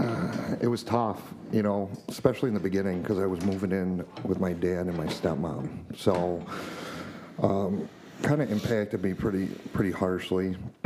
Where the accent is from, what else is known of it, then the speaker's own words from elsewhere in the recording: Whitesboro, New York, United States; also born or lived in Utica, New York / Nashville, Tennessee; I grew up in Utica until I was 9. My mom passed away, and I moved with my dad and my stepmom to Whitesboro until I was 18.